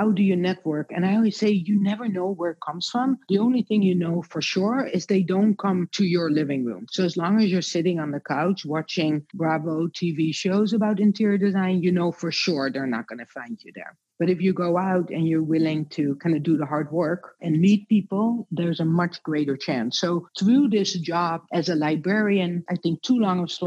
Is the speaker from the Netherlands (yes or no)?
yes; Netherlands; moved away; also born or lived in Rotterdam / Amsterdam; So I grew up in a very small town in Holland.